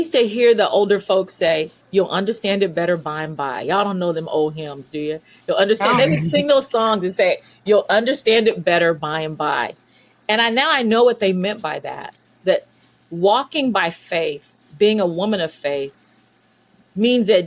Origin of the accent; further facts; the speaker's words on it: San Diego, California, United States; also born or lived in Midwest / Florida / Chicago, Illinois; now in Munster, Indiana, United States; I was born and raised in San Diego, California. So I'm a Southern California girl